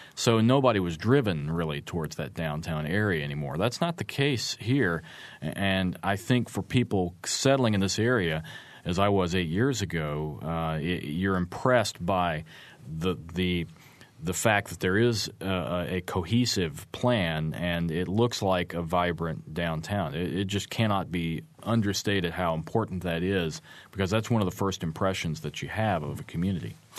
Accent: Arkansas, United States; moved away as an adult; also born or lived in Fayetteville, Arkansas; now in Bloomington, United States; my home state of Arkansas

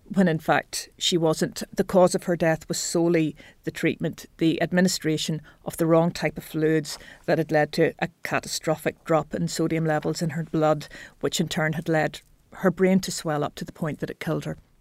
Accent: Belfast, Northern Ireland, United Kingdom; I grew up on the northern outskirts of Belfast

